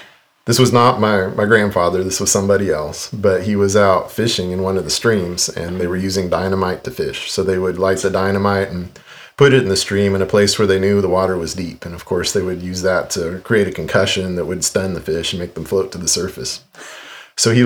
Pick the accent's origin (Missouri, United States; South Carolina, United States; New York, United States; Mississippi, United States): Missouri, United States; Independence; I grew up in Independence, Missouri